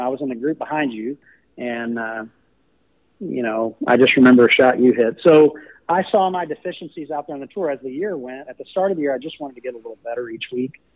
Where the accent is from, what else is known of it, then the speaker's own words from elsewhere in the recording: College Station, Texas, United States; also born or lived in Knoxville, Tennessee; I grew up in College Station